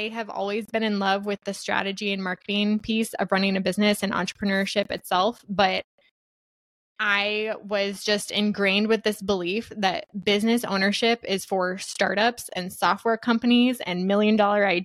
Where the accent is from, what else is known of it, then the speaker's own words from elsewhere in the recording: Iowa, United States; I'm a Midwest gal born and raised in Iowa.